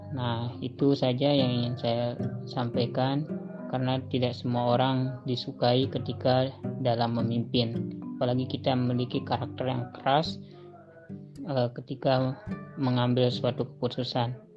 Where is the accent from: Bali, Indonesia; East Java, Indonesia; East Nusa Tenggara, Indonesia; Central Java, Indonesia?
East Nusa Tenggara, Indonesia; Perkenalkan … asal dari Flores Timur, NTT, dari Universitas Sarjana Wiyata Taman Siswa Yogyakarta.